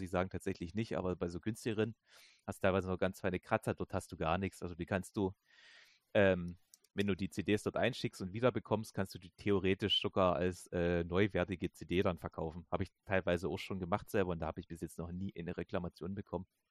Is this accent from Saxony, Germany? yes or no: yes; Saxony, Germany; ich komme ja aus Sachsen